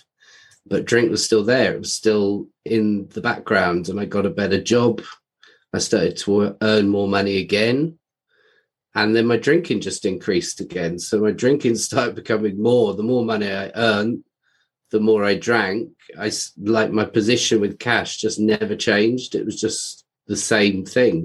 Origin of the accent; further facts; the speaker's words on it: London, United Kingdom; I grew up in London, England